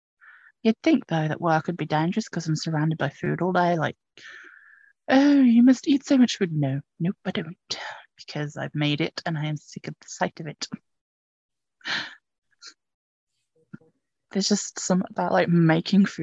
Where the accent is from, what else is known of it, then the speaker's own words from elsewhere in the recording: England, United Kingdom; I'm English